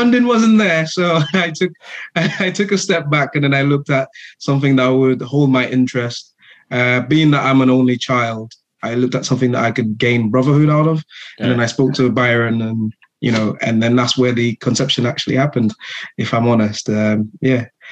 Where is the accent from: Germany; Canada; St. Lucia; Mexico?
St. Lucia; moved away as an adult; now in United Kingdom; I am from the Caribbean island of St. Lucia. Grew up in the same community as the host